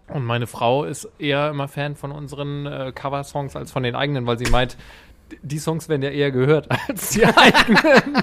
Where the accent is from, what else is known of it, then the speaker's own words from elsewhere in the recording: Flensburg, Schleswig-Holstein, Germany; moved away; also born or lived in Hamburg; ich komme ja eigentlich aus Flensburg